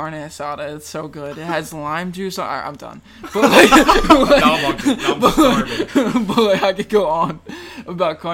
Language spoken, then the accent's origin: English; New Jersey, United States; we're from New Jersey